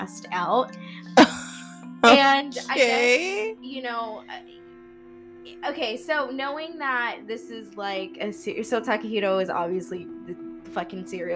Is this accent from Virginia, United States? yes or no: no; California, United States; I'm from California and America